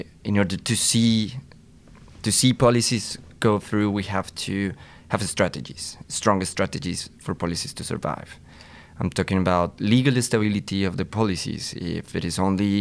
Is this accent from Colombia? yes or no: yes; Colombia; moved away as an adult; now in Oxford, United Kingdom; I am from Colombia